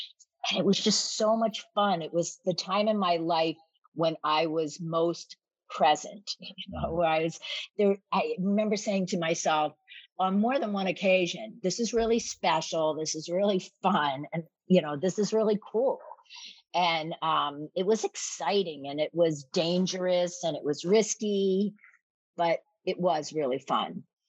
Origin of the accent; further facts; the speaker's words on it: Philadelphia, Pennsylvania, United States; moved away as an adult; now in Boston, United States; So I was working at a law firm in Philadelphia, and I moved out of my house when I was 19 because my father was a Marine.